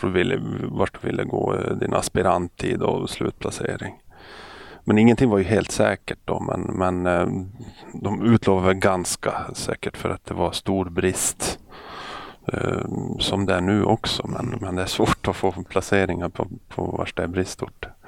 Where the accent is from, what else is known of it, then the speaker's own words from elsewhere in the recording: Övertorneå, Norrbotten County, Sweden; moved away; Jag är uppväxt i Norrbotten och eh, en ort som heter Övertorneå